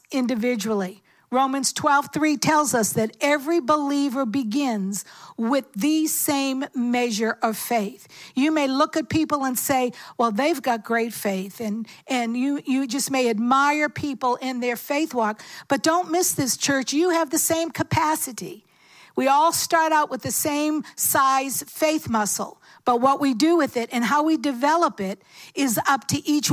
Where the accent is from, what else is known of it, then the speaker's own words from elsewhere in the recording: Cambridge, Massachusetts, United States; I grew up in Cambridge